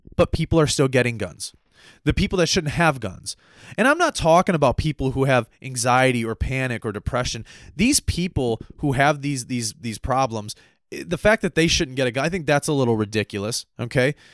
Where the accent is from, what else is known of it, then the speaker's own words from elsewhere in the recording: United States; being an American